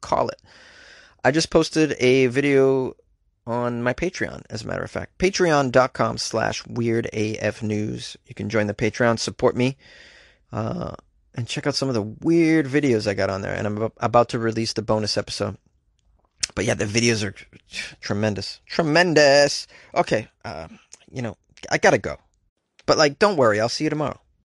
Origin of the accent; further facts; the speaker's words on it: New England, United States; I'm from New England